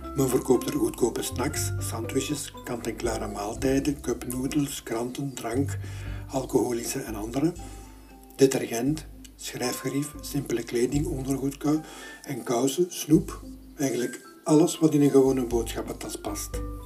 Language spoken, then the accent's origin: Dutch; Belgium; Als Belg